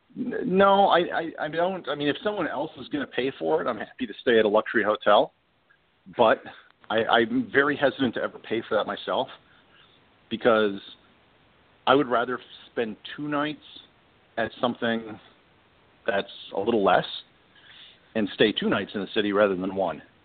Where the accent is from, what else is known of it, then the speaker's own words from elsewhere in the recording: Midwest, United States; I grew up in the Midwest